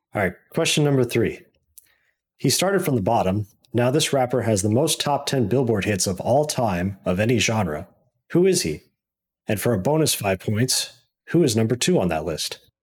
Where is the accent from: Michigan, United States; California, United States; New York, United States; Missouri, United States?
Missouri, United States; also born or lived in Saint Louis; I was born and raised in Missouri, went to school in Mizzou, and moved to Saint Louis, been here doing I T stuff ever since